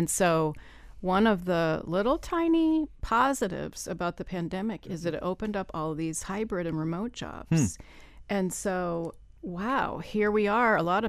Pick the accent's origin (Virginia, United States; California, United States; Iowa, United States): Iowa, United States; I had enough snowdrifts in my life growing up in Iowa.